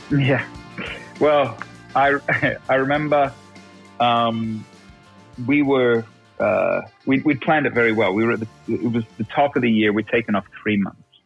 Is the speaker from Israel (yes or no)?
no; Australia; now in United States; we're immigrants from Australia. You know, we, I just became a citizen not long ago